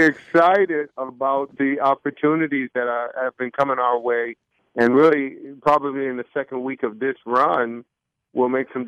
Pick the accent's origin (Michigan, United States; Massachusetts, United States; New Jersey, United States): Michigan, United States; Detroit; moved away; also born or lived in Charlotte, North Carolina; we were born and raised in Detroit, Michigan, predominantly a black situation, high school and all those things. And then we moved to Charlotte, North Carolina